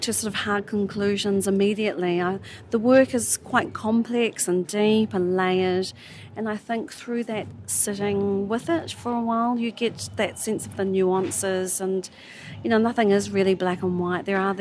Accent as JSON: {"language": "English", "country": "New Zealand", "said": "I hail from New Zealand"}